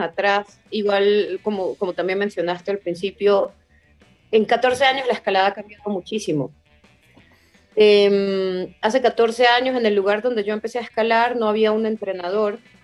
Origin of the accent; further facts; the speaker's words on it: Venezuela; moved away; also born or lived in Germany; en el muro en el que yo entrenaba e, en Venezuela, era un muro del Estado y los mismos escaladores éramos los que lo manteníamos